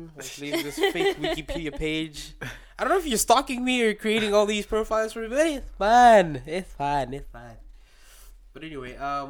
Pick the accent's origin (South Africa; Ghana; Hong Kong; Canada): South Africa; now in China; People know I'm from South Africa